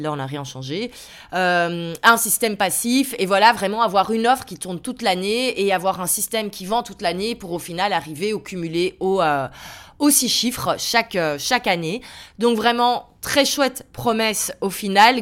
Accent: Belgium; je suis belge, donc ma société est en Belgique

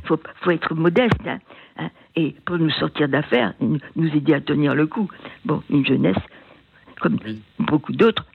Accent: Finistère, Brittany, France; moved away as an adult; also born or lived in Germany; J'étais originaire du Finistère

